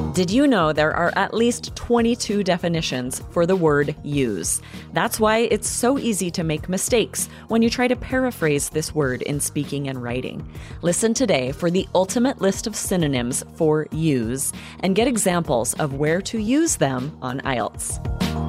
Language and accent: English; Idaho, United States; now in Arizona, United States; growing up in Idaho, now in Arizona